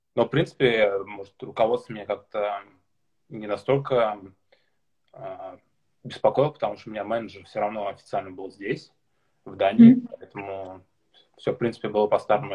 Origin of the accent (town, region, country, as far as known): Karabash, Tatarstan, Russia; born or raised there; moved away as an adult; also born or lived in Kazan, Russia; now in Denmark